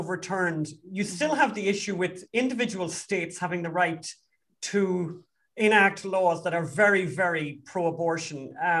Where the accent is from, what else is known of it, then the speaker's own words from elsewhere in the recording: Ireland; we are from Ireland